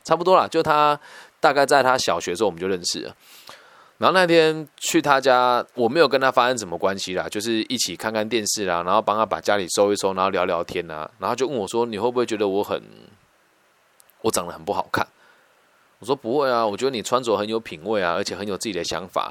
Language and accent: Chinese; Taiwan; 我们乡下孩子到城市去念这种比较前面的学校，很容易无法适应啦